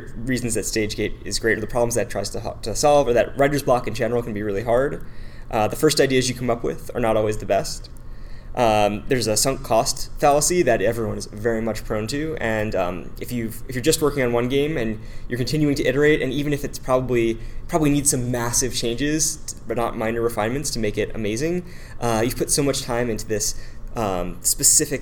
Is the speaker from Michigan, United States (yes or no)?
no; the Bay Area, California, United States; I'm from the Bay Area and have been working with early stage tech companies since about 2009.